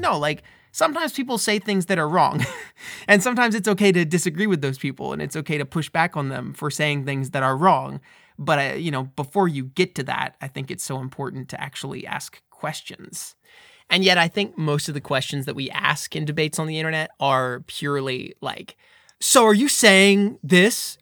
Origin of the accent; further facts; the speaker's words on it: United States; I'm from America.